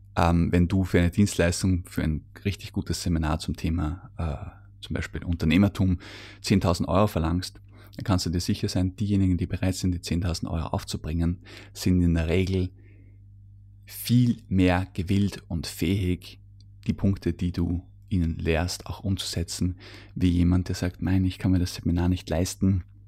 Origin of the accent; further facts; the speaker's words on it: Austria; bei uns in Österreich